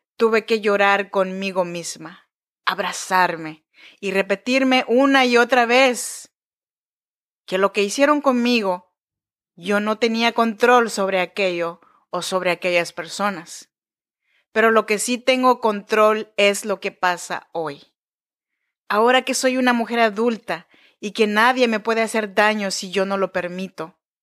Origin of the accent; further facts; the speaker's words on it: Chinantec region, Oaxaca, Mexico; now in Sacramento, United States; Soy nacida en Oaxaca, México, en la región de Chinantecos